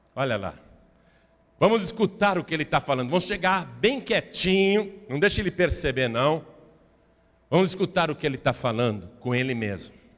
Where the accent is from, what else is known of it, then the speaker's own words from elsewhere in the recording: Brazil; eu sou brasileiro